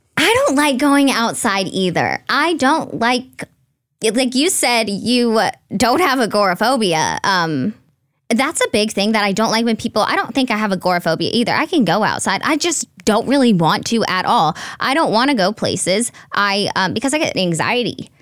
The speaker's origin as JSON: {"language": "English", "town": "Red Oak", "region": "Texas", "country": "United States", "moved": "as an adult", "lives_now": "Los Angeles, United States", "said": "I'm from a small town, and I would have never imagined living in L"}